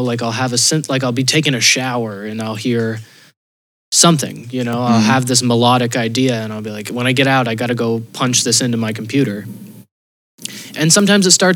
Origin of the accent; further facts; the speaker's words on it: Northfield, Vermont, United States; now in Amsterdam, Netherlands; my hometown in Northfield